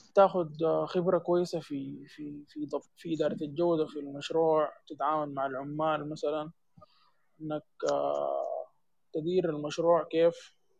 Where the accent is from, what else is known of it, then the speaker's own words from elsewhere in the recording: Sudan; عندنا في السودان